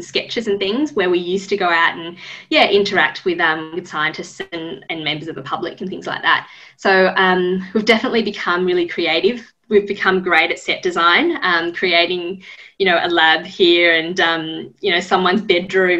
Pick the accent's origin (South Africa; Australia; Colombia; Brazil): Australia; Sydney, New South Wales; also born or lived in Japan / Melbourne; I grew up mainly in Sydney